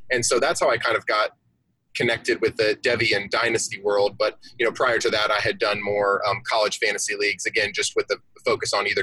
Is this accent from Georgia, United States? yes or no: yes; Atlanta, Georgia, United States; I'm from Atlanta. And so here in the South, where I'm at, college football is king